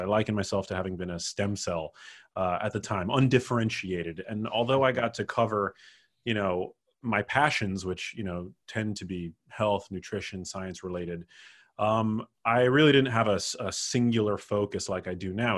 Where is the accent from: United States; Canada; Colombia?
United States; New York City, New York; I grew up in New York City, which is where my mom lives